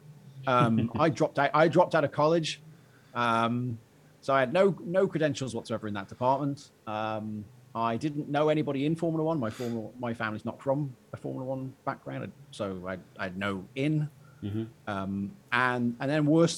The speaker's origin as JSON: {"language": "English", "town": "Shrewsbury", "region": "West Midlands", "country": "United Kingdom", "tie": "born or raised there", "said": "I was born in Shrewsbury, birthplace of Charles Darwin"}